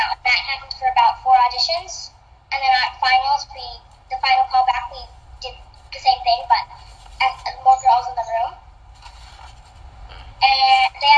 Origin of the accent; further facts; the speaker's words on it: New York, United States; I'm from New York